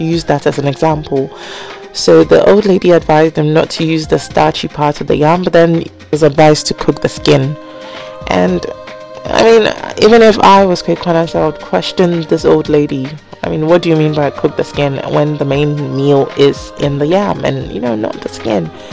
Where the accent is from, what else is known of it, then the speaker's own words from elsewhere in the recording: Ghana; also born or lived in United Kingdom; I grew up in Ghana, although I was born in the UK